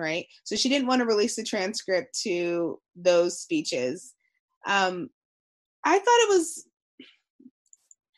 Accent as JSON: {"language": "English", "country": "United States", "said": "as American people"}